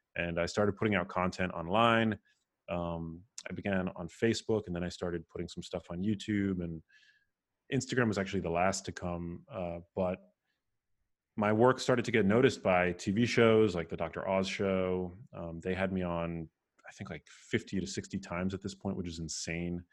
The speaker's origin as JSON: {"language": "English", "town": "New York City", "region": "New York", "country": "United States", "tie": "born or raised there", "also_born_or_lived": "Remsenburg, Long Island / Miami", "moved": "as an adult", "said": "I was, uh, born and raised in New York City, um, in Manhattan, in a neighborhood called Murray Hill"}